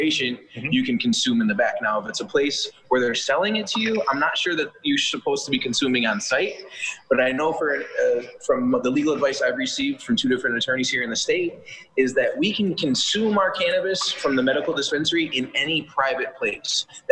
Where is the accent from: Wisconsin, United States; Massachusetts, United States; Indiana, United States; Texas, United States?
Massachusetts, United States; moved away; growing up there